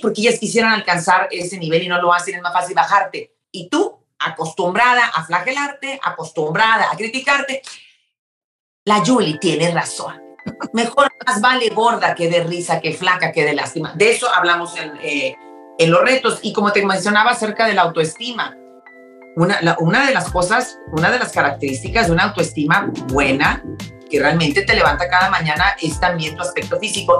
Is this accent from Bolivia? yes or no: no; Mexico; now in Houston, United States; nosotros que somos mexicanas